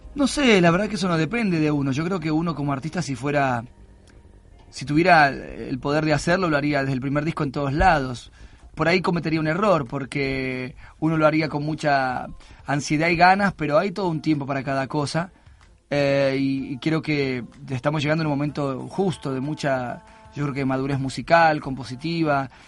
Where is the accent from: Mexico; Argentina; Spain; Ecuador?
Argentina; Argentina, que es mi país natal